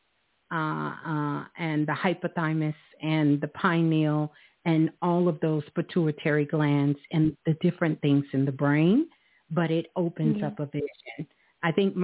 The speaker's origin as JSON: {"language": "English", "region": "New York", "country": "United States", "tie": "born or raised there", "said": "That's my birth city, Brooklyn"}